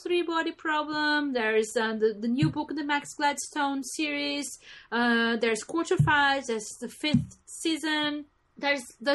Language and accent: English; Brazil; growing up in Brazil, being a feminist was a bad thing.